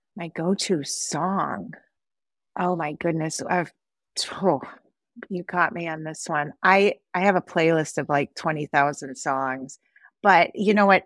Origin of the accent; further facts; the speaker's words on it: Wisconsin, United States; also born or lived in Sandy Hook, Connecticut; I am from Wisconsin, and I am a cheesehead at heart. I love being from Wisconsin, I love this state, I love the people here